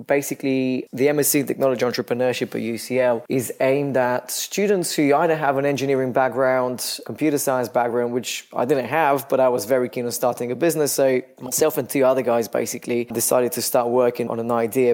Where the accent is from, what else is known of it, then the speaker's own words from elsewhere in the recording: Bulgaria; moved away as an adult; now in London, United Kingdom; I'm originally from Bulgaria. I've lived in London for some 16 years now.